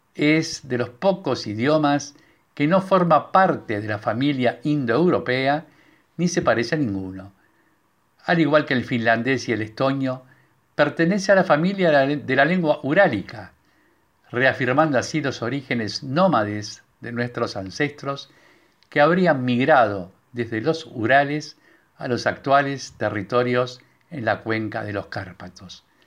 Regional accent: Uruguay; first language Hungarian; Spanish is a second language; los que nacimos en Uruguay y el húngaro fue nuestra lengua materna

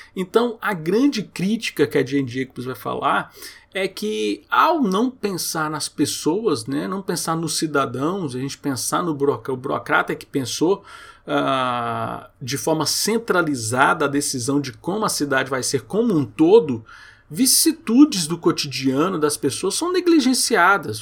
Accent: Goiânia, Goiás, Brazil; Eu morei aqui em Goiânia, eu sou de Goiânia, e muito tempo eu morei em Aparecida de Goiânia

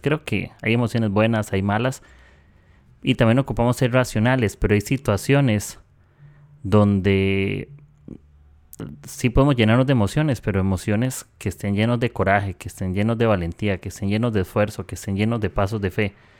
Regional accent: Costa Rica; soy de Costa Rica

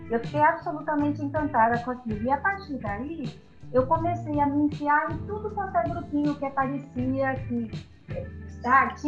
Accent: São Bernardo do Campo, São Paulo, Brazil; also born or lived in Santo André; nasci em Santo André e eu morava em São Bernardo.

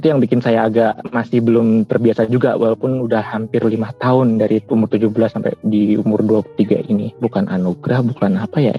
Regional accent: Jepara, Central Java, Indonesia; Saya asli Jawa Tengah, di domisili Jepara, Jawa Tengah.

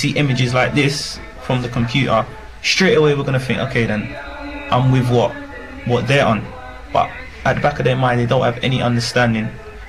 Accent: England, United Kingdom; This is where I was born. This is where my mother came from, Nigeria. She came to England. This is where I was born. I'm British.

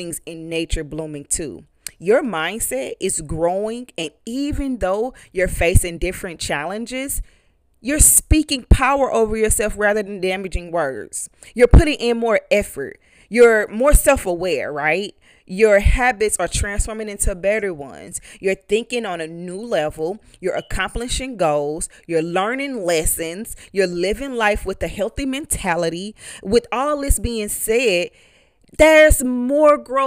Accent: East St. Louis, Illinois, United States; I'm from East St. Louis

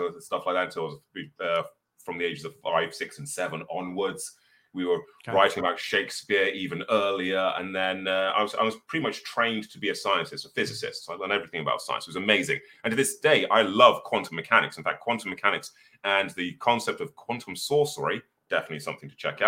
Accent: Birmingham, West Midlands, United Kingdom; I was born in Birmingham in the 1980s during the times of Thatcher

